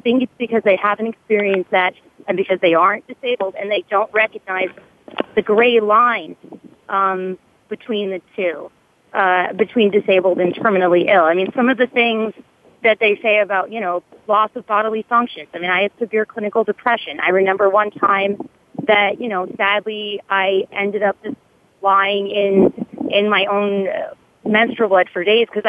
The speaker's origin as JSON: {"language": "English", "region": "Massachusetts", "country": "United States", "said": "I'm from Massachusetts"}